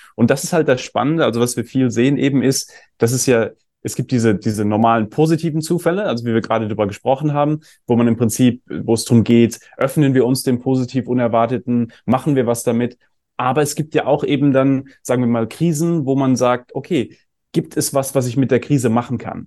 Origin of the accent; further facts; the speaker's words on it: Germany; ich bin ja auch in Deutschland aufgewachsen